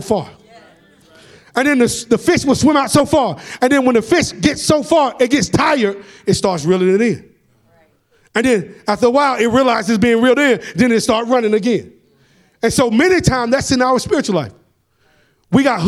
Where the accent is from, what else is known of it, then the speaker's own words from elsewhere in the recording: Atlanta, Georgia, United States; accent: country; I'm from Atlanta and we talk country